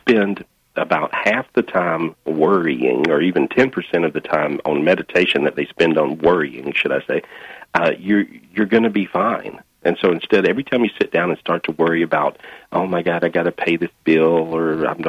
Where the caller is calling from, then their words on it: Minneapolis, Minnesota, United States; Today I'm in Minneapolis, Minnesota.